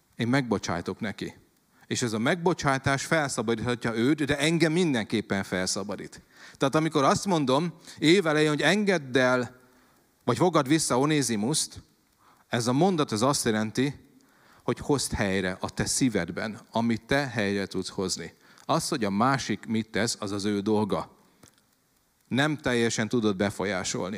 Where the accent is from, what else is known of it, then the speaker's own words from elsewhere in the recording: Szabolcs-Szatmár-Bereg, Hungary; ugye Szabolcsi vagyok, és 47 leszek, hogy ugye úgy nőttem fel